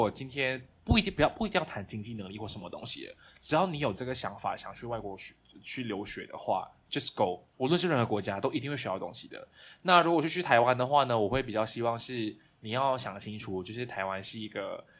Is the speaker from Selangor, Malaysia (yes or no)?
no; Kuala Lumpur, Malaysia; 我来自马来西亚的中部、中南部啦啊，所以是吉隆坡，就是马来西亚的首都。